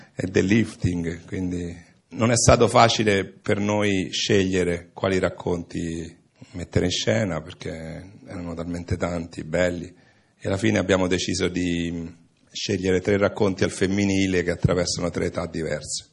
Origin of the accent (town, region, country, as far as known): Italy